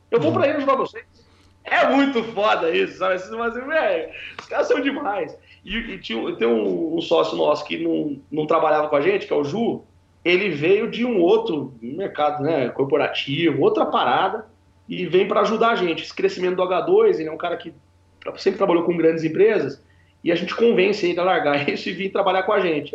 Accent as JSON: {"language": "Portuguese", "town": "Piracicaba", "region": "São Paulo", "country": "Brazil", "moved": "yes", "said": "Eu saí lá de Piracicaba"}